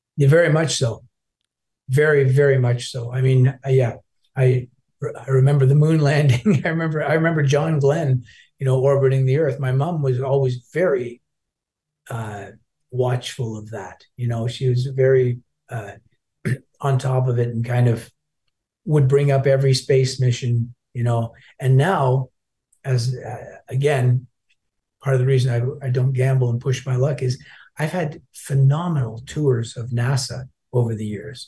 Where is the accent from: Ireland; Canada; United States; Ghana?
Canada; Toronto, Ontario; also born or lived in Glasgow, Scotland; I grew up in Toronto